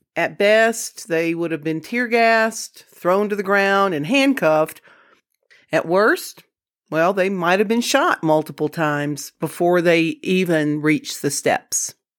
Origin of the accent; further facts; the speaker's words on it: Jackson, Mississippi, United States; moved away as an adult; now in New Mexico, United States; I am originally from the South. I grew up in the Deep South. I was born in Jackson, Mississippi in nineteen fifty-eight